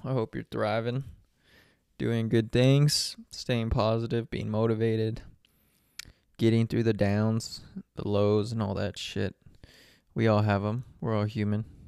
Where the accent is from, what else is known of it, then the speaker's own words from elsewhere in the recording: San Antonio, Texas, United States; moved away as an adult; now in Phoenix, United States; I'm from San Antonio